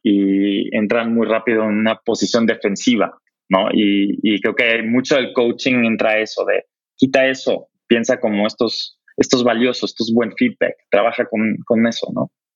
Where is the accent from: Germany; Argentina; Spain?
Germany; moved away; Yo, yo como alemán